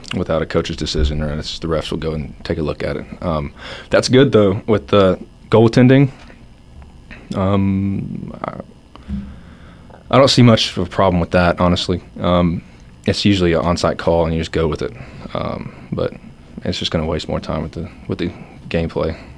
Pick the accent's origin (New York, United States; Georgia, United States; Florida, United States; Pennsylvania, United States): Georgia, United States; Atlanta; I'm from Georgia, Atlanta